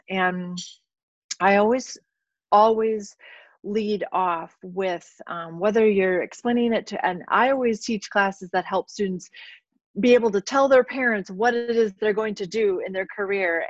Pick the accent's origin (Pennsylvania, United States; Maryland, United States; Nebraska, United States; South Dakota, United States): South Dakota, United States; also born or lived in St. Louis area / New Mexico / Minnesota; now in La Crosse, United States; I'm originally from South Dakota